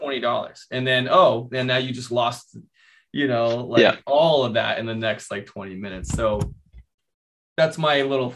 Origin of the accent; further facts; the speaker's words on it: Kansas, United States; I grew up in Kansas